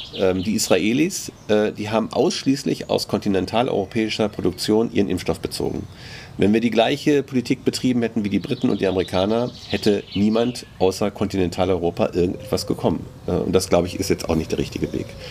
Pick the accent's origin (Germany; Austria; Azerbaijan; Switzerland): Germany; als Deutsche